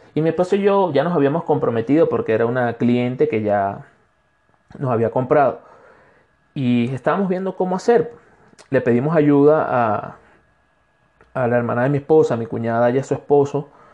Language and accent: Spanish; Barcelona, Anzoátegui, Venezuela; moved away as an adult; now in Cuenca, Ecuador; soy un venezolano de Ecuador